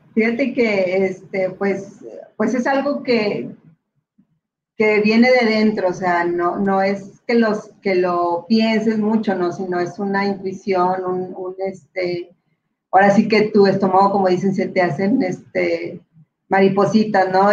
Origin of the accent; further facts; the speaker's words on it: Monterrey, Nuevo León, Mexico; mi mamá es nacida aquí, en, Nuevo León, y pues yo también soy aquí, nacida